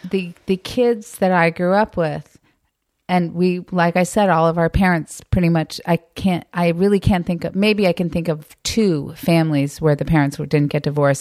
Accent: Mill Valley, California, United States; moved away as an adult; also born or lived in New York; raised in Mill Valley

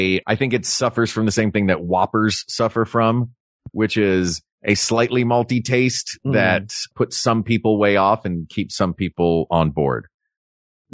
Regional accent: the South, United States; growing up in the South

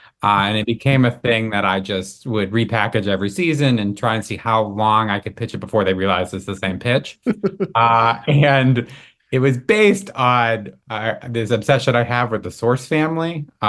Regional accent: Massachusetts, United States; now in Los Angeles, United States; So I am from Massachusetts, and you know, I'd always wanted to write television comedy. Moved out to LA.

